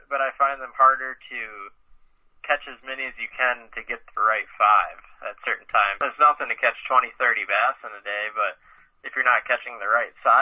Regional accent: Stevens Point, Wisconsin, United States; I grew up in Stevens Point fishing the Wisconsin River my whole life

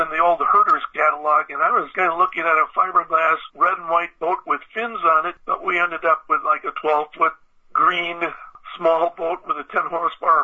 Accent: Oshkosh, Wisconsin, United States; now in Brookfield, United States; I was born and raised in Oshkosh and grew up just about a block and a half from the mouth of the river.

